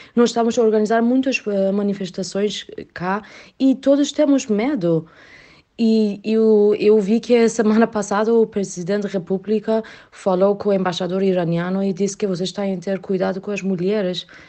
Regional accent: Iran; Portuguese is a second language; now in Portugal; eu sou iraniana que moro em Portugal

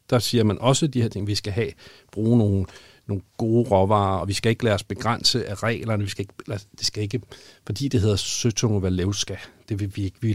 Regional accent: Denmark; Har vi som danskere

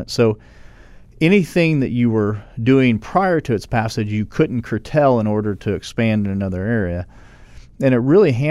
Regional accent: Catoosa, Oklahoma, United States; I'm from Catoosa, Oklahoma.

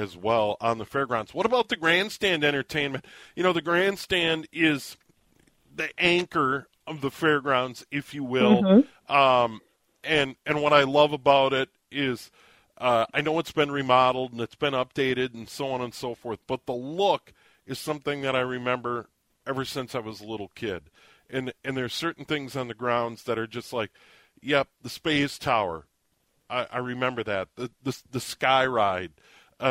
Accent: St. Paul, Minnesota, United States; I was born in St. Paul, and for the first 9 years of my life lived just on the other side of Como Park on Maryland Avenue

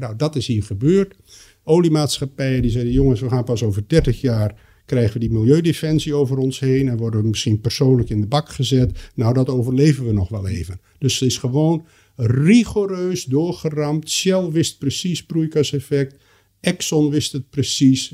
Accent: Netherlands; ik kom uit Nederland en ben opgeleid in die Nederlandse traditie

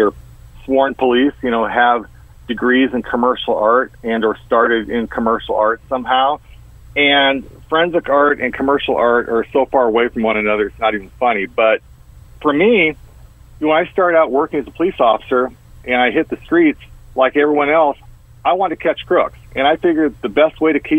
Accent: Orange County, California, United States; I grew up in Orange County, California, right near Disneyland

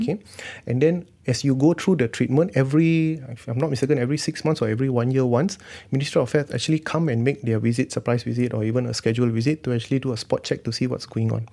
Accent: Malaysia; being Malaysian, we take a lot of herbal stuff

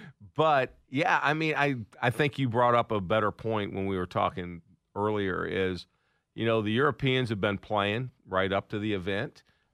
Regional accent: the North, United States; moved away; also born or lived in the US South; you and I grew up in the North.

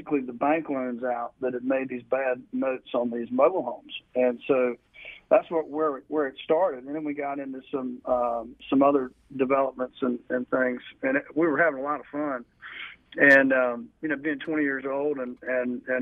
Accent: Burlington, North Carolina, United States; moved away as an adult; also born or lived in Wilmington, North Carolina; So I grew up in Burlington and moved to Wilmington, Riceville Beach, out of high school.

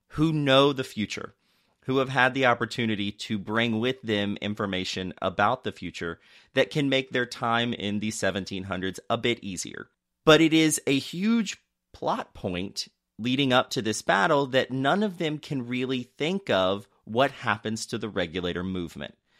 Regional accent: North Carolina, United States; I also grew up in North Carolina

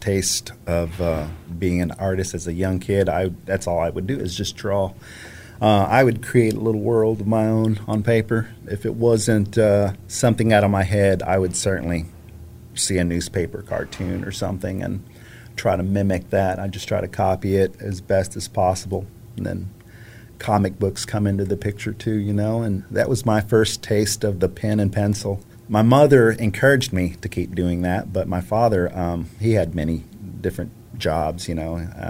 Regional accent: Fort Worth, Texas, United States; also born or lived in Denver, Colorado; I'm originally from Fort Worth, Texas. Born and raised in Fort Worth

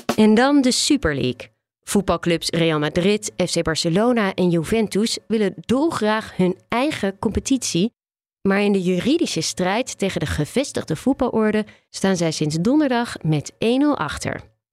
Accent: Netherlands; wij als Nederlanders

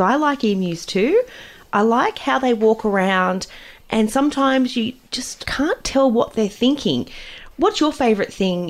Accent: Newcastle, New South Wales, Australia; Personally, I grew up near Blackbart in New Lambton

